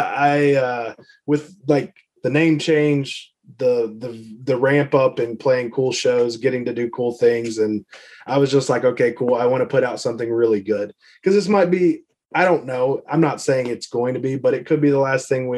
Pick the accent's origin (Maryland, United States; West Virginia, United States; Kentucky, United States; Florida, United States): Kentucky, United States; near Lexington; we're Lexington. It's just Lexington, Kentucky. it's where University of Kentucky is. So we'll just go with that, 'cause that's the closest thing to us.